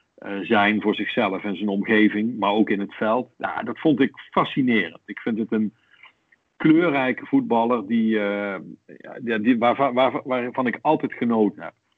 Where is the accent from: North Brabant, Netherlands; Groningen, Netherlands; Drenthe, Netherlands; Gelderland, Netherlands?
North Brabant, Netherlands; accent: soft G; also born or lived in Rotterdam; now in The Hague, Netherlands; ik heb nog een, eh, een zachte G overgehouden aan de jeugd die ik wel doorgebracht heb in Brabant maar geboren in Rotterdam